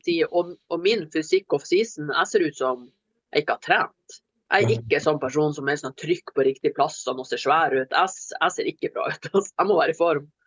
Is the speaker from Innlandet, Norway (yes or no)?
no; Kirkenes, Finnmark, Norway; moved away; hjemme i Finnmark så er det kjøtt. Og jeg får egen biffsteik. Og jeg vokste opp med sånn lappebiff